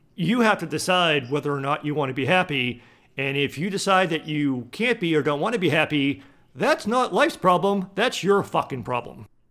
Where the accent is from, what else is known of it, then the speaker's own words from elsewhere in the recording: East Coast, United States; moved away; I grew up on the East Coast, so I grew up very close to the ocean